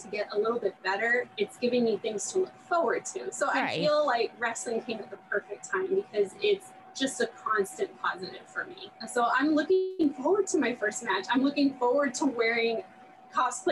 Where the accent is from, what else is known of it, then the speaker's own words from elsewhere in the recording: Texas, United States; I'm from Texas